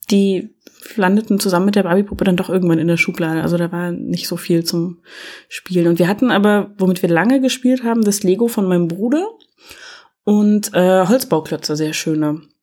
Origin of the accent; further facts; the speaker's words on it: East Germany, Germany; ich komme ja aus der DDR, wir hatten ja nichts, ne?